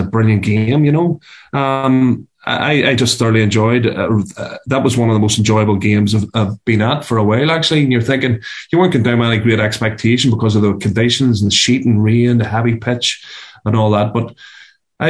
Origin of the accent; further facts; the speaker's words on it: Antrim, Northern Ireland, United Kingdom; I'm from Antrim